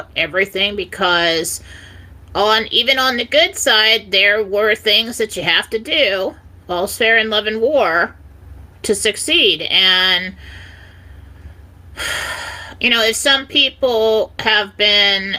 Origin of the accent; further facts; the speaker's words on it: San Diego, California, United States; I grew up in San Diego